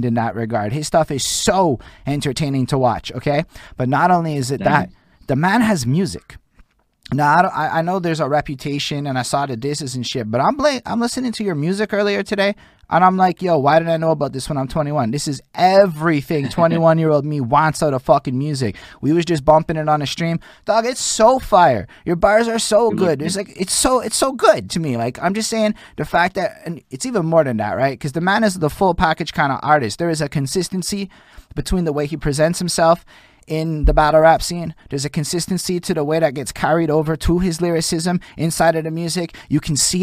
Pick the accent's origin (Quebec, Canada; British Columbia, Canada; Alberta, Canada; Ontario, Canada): Quebec, Canada; Montreal; I'm from Montreal